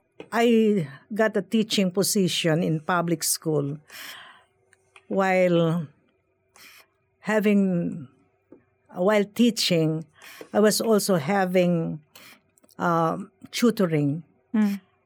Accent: Philippines; moved away; I was born in the Philippines

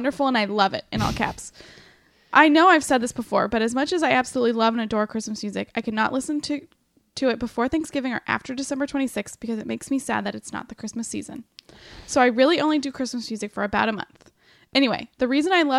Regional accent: Ohio, United States; I'm from Ohio

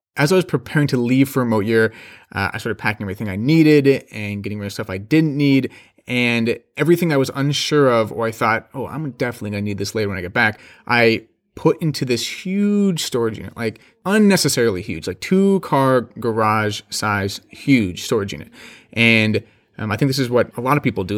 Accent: Phoenix, Arizona, United States; I am from Phoenix, Arizona

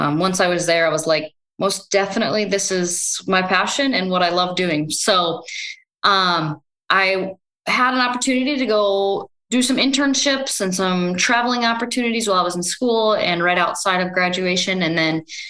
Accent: Northwest Iowa, United States; also born or lived in Brookings, South Dakota / Minnesota; grew up on a multi-generation family farm in Northwest Iowa

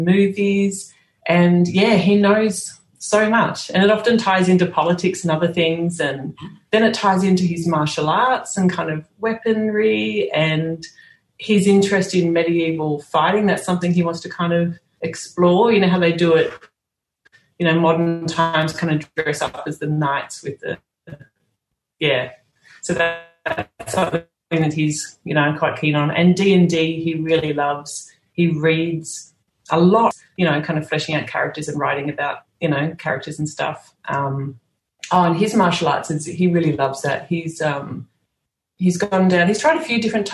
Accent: Sydney, New South Wales, Australia; moved away as an adult; also born or lived in Singapore / Dubai / Netherlands; I'm from Sydney

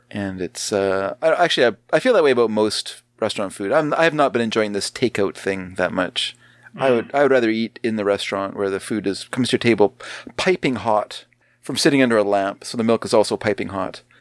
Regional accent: Canada; we are Canadian.

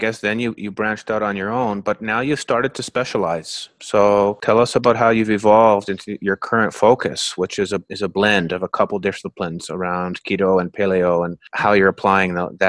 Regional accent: Canada; now in California, United States; being born and raised in Canada.

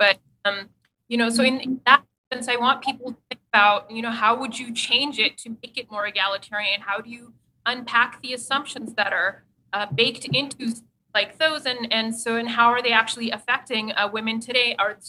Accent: Pakistan; also born or lived in Saudi Arabia; I grew up in Pakistan and Saudi Arabia

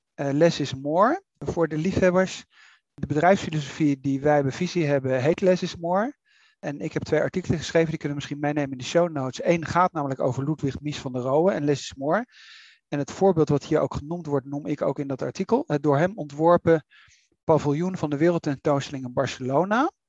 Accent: Netherlands; wij als Nederlanders

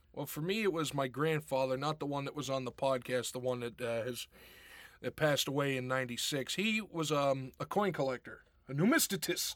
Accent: Pittsburgh, Pennsylvania, United States; now in Rochester, United States; back when I was growing up in Pittsburgh

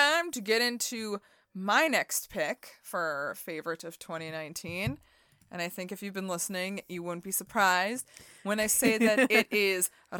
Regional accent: Rickmansworth, East of England, United Kingdom; I'm from Rickmansworth, England. Yes, I am.

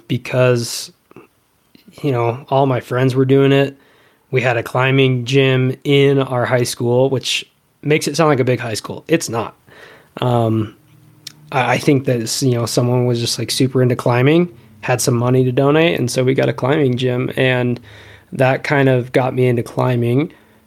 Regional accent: Rifle, Colorado, United States; I grew up in Rifle, Colorado, which was a fantastic place to grow up

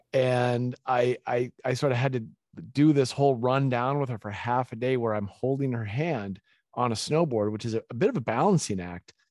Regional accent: Winchester, Massachusetts, United States; also born or lived in Gloucester, Massachusetts; I was born in Gloucester, it's a little fishing town, and my parents divorced when I was young, and my mom moved our family to Winchester, Massachusetts

